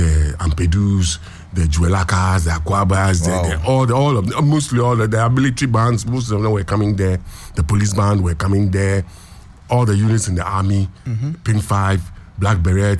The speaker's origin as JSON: {"language": "English", "town": "Accra", "region": "Greater Accra", "country": "Ghana", "tie": "born or raised there", "said": "I was a child just growing up in Accra."}